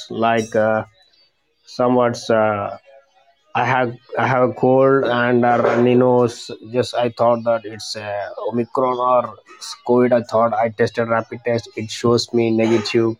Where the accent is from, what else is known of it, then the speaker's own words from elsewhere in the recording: India; I'm from India